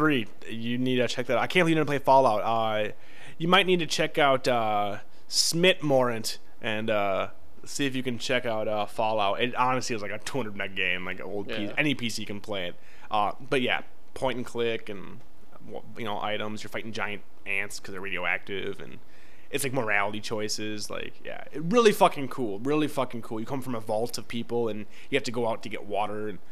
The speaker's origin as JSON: {"language": "English", "region": "Midwest", "country": "United States", "said": "I'm from the Midwest"}